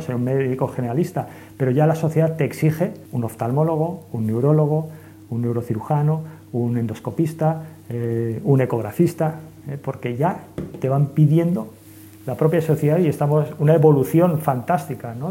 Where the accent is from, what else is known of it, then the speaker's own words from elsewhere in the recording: Santander, Cantabria, Spain; also born or lived in Madrid; yo soy más cántabro santanderino que madrileño. Por supuesto, ¿no? Pues la familia de mi madre es de de Cantabria y entonces pues me he criado al